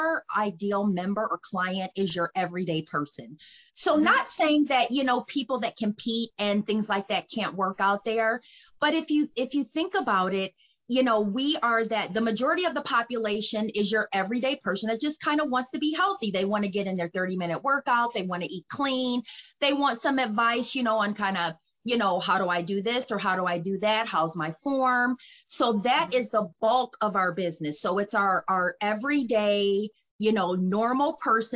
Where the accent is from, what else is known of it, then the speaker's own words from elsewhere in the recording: Detroit, Michigan, United States; moved away as an adult; now in Cleveland, United States; I'm from Detroit, Michigan